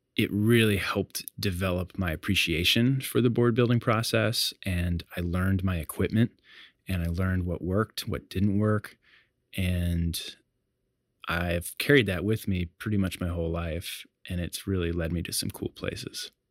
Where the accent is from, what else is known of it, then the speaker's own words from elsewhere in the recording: Hatteras Island, Outer Banks, North Carolina, United States; also born or lived in Chicago; I grew up in the Outer Banks of North Carolina on Hatteras Island. I moved there from Chicago when I was about eight years old